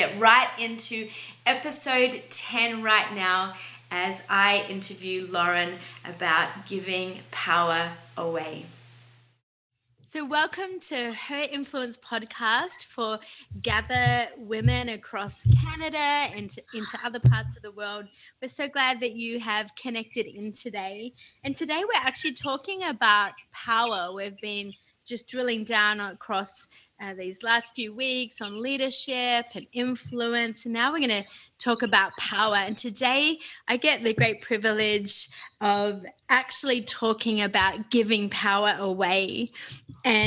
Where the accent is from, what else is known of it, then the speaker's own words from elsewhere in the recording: Australia; as an Australian